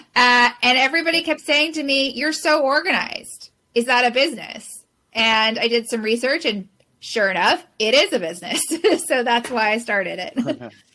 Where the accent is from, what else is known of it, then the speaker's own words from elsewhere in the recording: Southern California, United States; now in San Francisco, United States; I grew up in Southern California, born and raised California girl